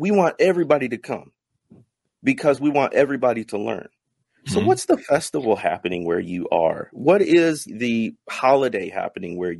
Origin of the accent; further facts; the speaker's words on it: the Midwest, north of Chicago, Illinois, United States; I grew up in the Midwest, north of Chicago